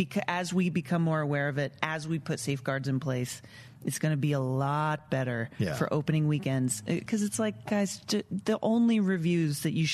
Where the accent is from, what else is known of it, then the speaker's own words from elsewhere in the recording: Dallas, Texas, United States; born there; So I was born in Dallas.